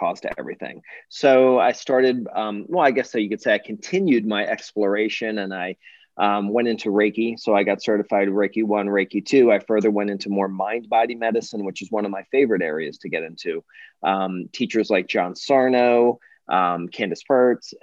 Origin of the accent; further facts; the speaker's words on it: Philadelphia, Pennsylvania, United States; I'm from the Philadelphia area originally.